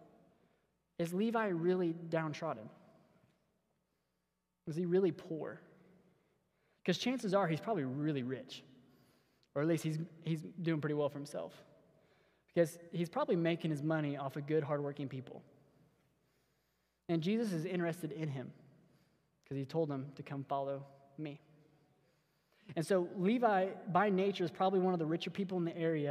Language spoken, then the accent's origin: English; Missouri, United States; we're from Missouri